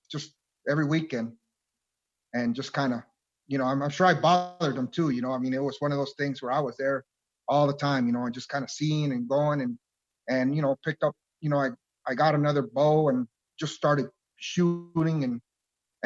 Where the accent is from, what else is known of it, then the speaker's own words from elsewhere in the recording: Nogales, Arizona, United States; I was born and raised here in Nogales, Arizona